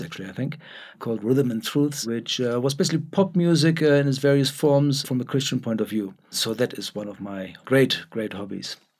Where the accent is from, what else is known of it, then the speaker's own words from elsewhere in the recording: Germany; now in Cape Town, South Africa; Born in Germany, but, uh, uh, very much a South African now, uh, even though my accent doesn't sound like it.